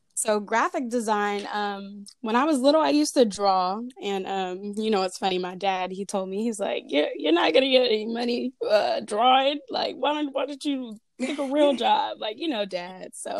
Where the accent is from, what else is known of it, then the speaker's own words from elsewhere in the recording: Fairfield, California, United States; I'm from Fairfield, California, repping the 707